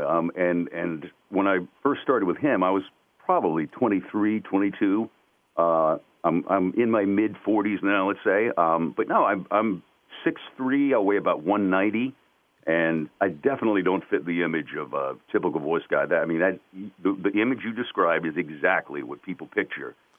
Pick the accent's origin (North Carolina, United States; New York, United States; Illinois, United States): North Carolina, United States; accent: twang; I was from the South. I grew up in North Carolina, so it definitely had a little bit of a twang to it.